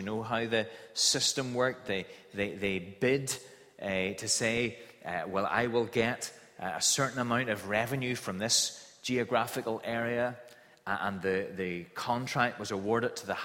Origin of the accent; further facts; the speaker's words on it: Kilkeel, Northern Ireland, United Kingdom; the house that I grew up in Kilkeeler, in the countryside outside Kilkeeler.